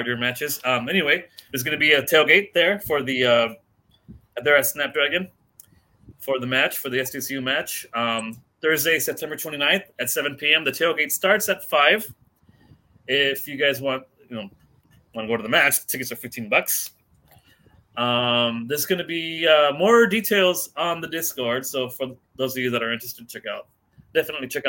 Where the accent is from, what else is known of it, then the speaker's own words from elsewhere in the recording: San Diego, California, United States; I grew up in the South Bay. You know, I'm Chicano, I'm Mexican